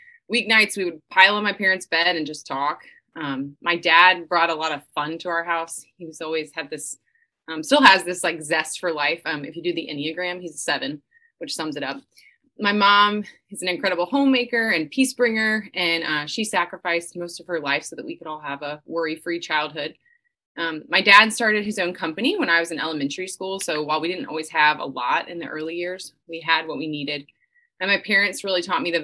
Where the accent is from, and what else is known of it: Atlanta, Georgia, United States; born or raised there